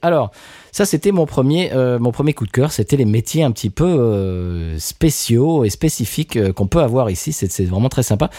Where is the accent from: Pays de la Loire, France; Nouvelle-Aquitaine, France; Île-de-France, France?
Île-de-France, France; near Marne-la-Vallée; now in United States; j'ai grandi à Net sur marne qui est à côté de Marne-la-Vallée